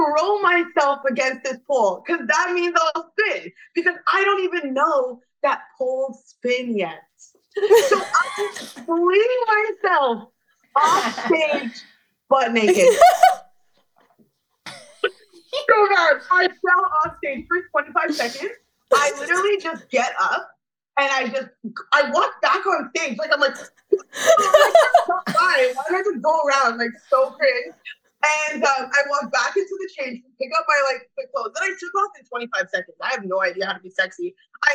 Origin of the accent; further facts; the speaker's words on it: Toronto, Ontario, Canada; I'm from Toronto